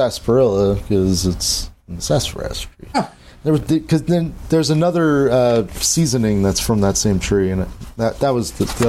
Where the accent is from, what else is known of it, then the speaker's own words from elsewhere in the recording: New Jersey, United States; moved away; also born or lived in West Coast; I'm from New Jersey. Yeah. I speak like this.